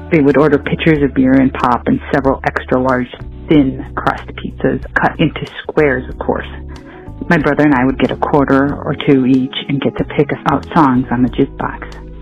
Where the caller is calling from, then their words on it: Elgin, Illinois, United States; also born or lived in Chicago suburbs; I'm calling from Elgin, Illinois.